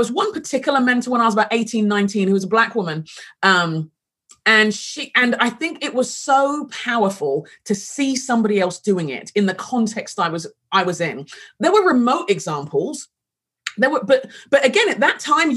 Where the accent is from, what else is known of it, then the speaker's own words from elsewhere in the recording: London, United Kingdom; moved away as an adult; also born or lived in Sheffield; I grew up in London and grew up in England